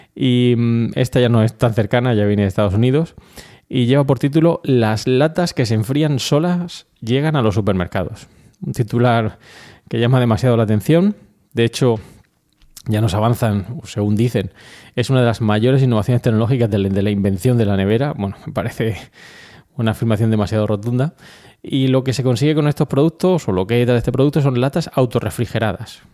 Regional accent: Region of Murcia, Spain; muchos de los eh, colaboradores de Milcar FM somos murcianos

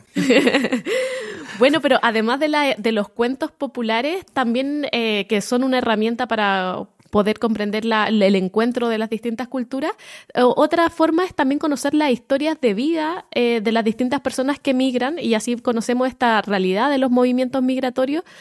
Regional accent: Chile; como éramos chilenos

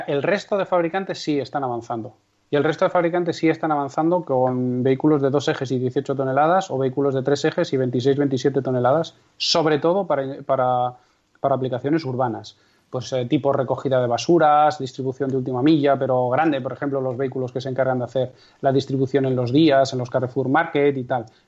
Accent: Castrejón de Trabancos, Castile and León, Spain; mi pueblo es Castrejón de Trabancos, que tiene aproximadamente 170 habitantes censados en la provincia de Valladolid

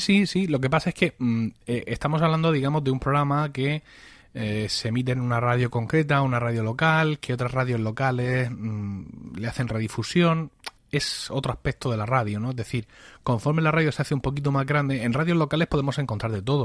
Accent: Blanca, Region of Murcia, Spain; en mi pueblo, en, en Blanca, un pequeño pueblo de, de la región de Murcia

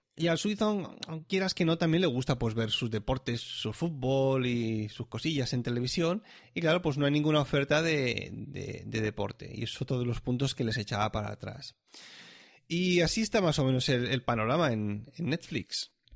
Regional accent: Catalonia, Spain; now in Switzerland; yo ya, ya nací en Cataluña

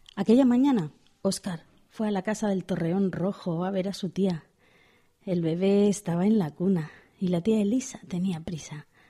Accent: Pamplona, Navarre, Spain; soy de Pamplona

